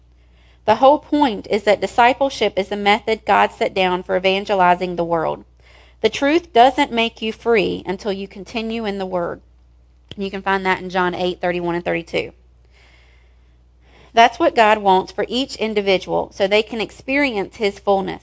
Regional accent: the South, United States; I was raised in the South.

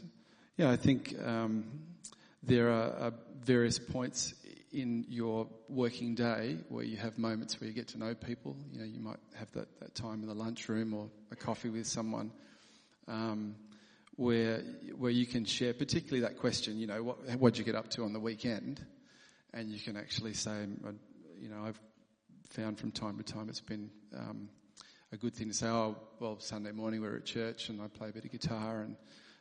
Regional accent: South Australia, Australia; born there; also born or lived in England; I was born in South Australia, but I've moved around, lived in lots of different states. And Heather and I lived in the UK, and Tom was born in England.

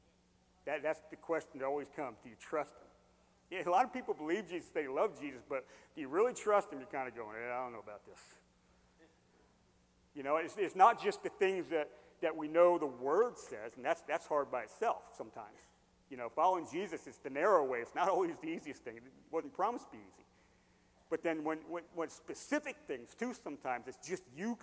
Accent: Hershey, Pennsylvania, United States; moved away; also born or lived in Carlisle, Pennsylvania; I grew up in Hershey.

